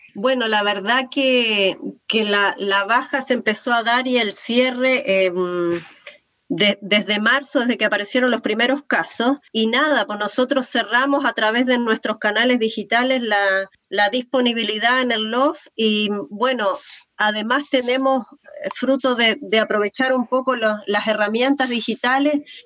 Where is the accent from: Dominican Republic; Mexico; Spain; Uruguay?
Uruguay; now in Valparaíso, Chile; soy uruguaya, pero ya llevo muchos años acá